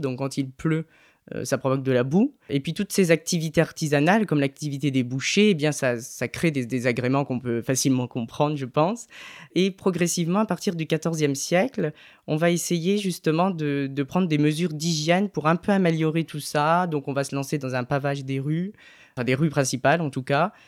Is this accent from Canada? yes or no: no; Ardennes, Grand Est, France; also born or lived in Reims; je suis originaire de, des Ardennes, à côté de Reims